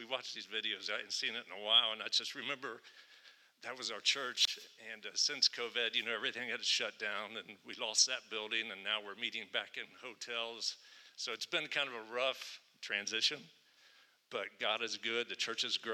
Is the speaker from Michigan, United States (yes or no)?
no; Richmond, Indiana, United States; moved away; I'm a Hoosier. I was born in Richmond